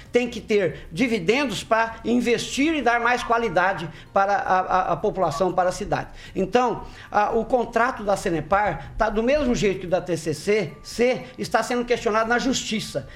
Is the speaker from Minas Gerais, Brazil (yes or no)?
no; Maringá, Paraná, Brazil; Sou maringaense, nasci aqui no Borbagato, eh, cresci aqui